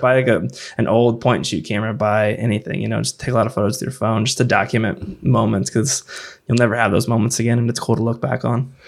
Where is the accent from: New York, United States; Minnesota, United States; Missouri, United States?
Missouri, United States; Festus; also born or lived in Jacksonville, Illinois; Main and Mill Brewing Company in Festus. So it's my hometown